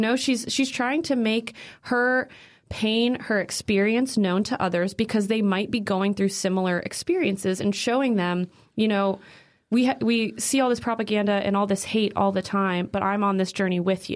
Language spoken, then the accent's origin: English; Naperville, Illinois, United States; moved away; I'm from Naperville, Illinois, originally